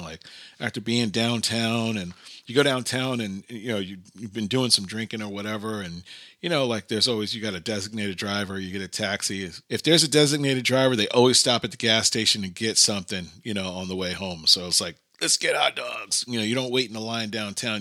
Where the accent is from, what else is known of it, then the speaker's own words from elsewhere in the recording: New York City, New York, United States; moved away as an adult; now in Iceland; I grew up in Brooklyn